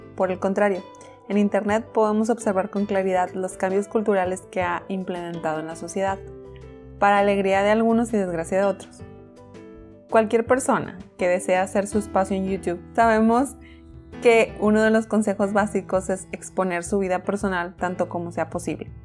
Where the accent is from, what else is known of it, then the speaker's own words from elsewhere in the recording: Mexico; como buena mexicana.